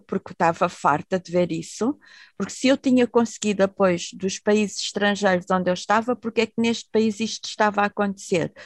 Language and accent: Portuguese; Portugal; moved away; also born or lived in Netherlands; eu nasci em Portugal